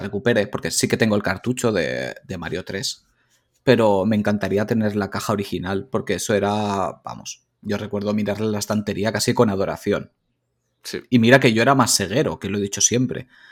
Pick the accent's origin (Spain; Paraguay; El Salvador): Spain; Valencia, Valencian Community; yo soy de Valencia